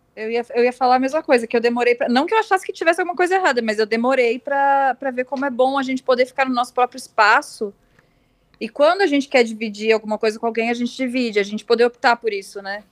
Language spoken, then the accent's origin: Portuguese; Novo Hamburgo, Rio Grande do Sul, Brazil; moved away as an adult; now in São Paulo, Brazil; eu sou do interior do Rio Grande do Sul, né? Novo, ah, Novo Hamburgo no interior